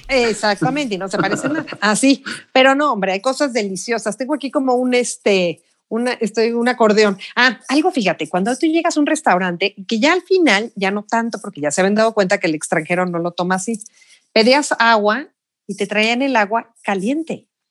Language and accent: Spanish; Mexico; moved away as an adult; also born or lived in Beijing; soy de México